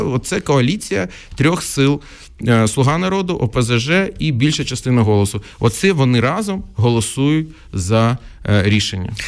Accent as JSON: {"language": "Ukrainian", "town": "Odesa", "region": "Odesa Oblast", "country": "Ukraine", "tie": "born or raised there", "first_language": "Russian", "second_language": "Ukrainian", "said": "я народився в Одесі, яка була ну тотально рускоязичною"}